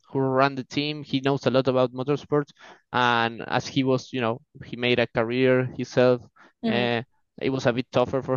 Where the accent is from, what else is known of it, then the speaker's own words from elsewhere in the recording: Argentina; from Argentina, 23 years old